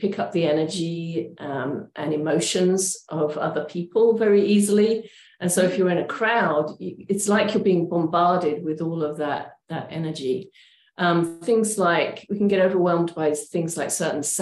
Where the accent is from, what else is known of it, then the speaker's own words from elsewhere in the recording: England, United Kingdom; moved away as an adult; also born or lived in Oregon, United States; now in Portland, United States; I'm originally from England